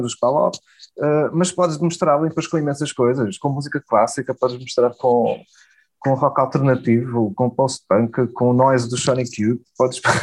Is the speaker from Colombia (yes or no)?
no; Portugal; falo português, sou português